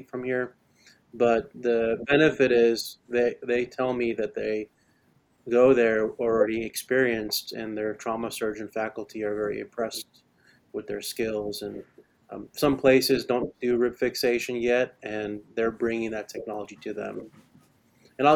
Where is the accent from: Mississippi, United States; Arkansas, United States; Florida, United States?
Florida, United States; moved away as an adult; also born or lived in Connecticut; now in West Virginia, United States; I'm from Florida originally, I was born and raised